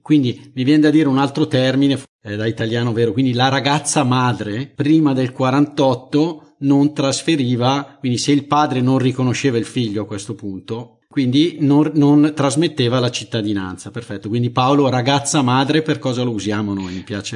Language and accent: Italian; Italy; io sono già italiano, mm. eh, eh gi- giusto, perché sono nato in Italia